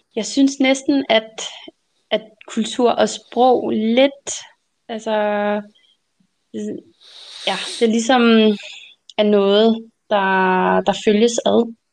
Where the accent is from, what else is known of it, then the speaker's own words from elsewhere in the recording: Denmark; first language Danish; dansk er mit modersmål